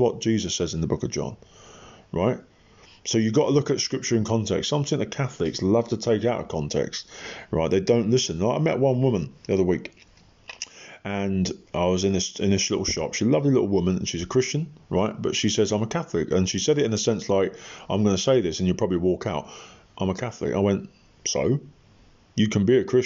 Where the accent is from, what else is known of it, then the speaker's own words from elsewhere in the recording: England, United Kingdom; I'm an Englishman